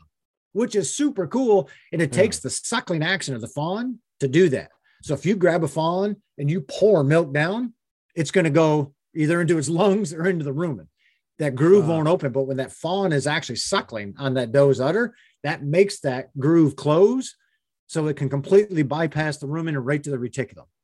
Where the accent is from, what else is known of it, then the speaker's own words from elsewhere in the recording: Pennsylvania, United States; when I was a kid growing up in Pennsylvania